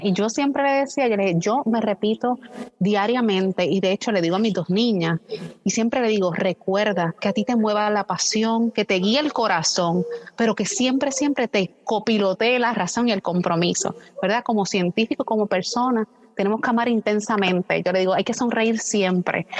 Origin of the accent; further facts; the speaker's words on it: western Puerto Rico, Puerto Rico; yo soy el oeste de, Puerto Rico